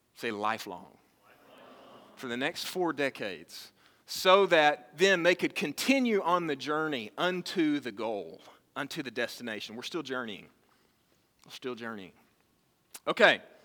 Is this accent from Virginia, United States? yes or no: no; Texas, United States; I was born and raised in Texas